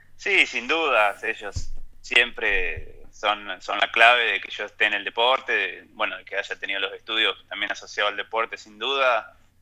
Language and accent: Spanish; Ayacucho, Buenos Aires Province, Argentina; moved away as an adult; now in Merlo, Argentina; nací en Ayacucho, Buenos Aires, totalmente plano